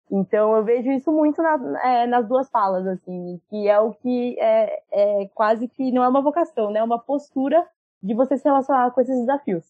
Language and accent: Portuguese; Jundiaí, São Paulo interior, Brazil; eu sou de Indiaí, interior de São Paulo.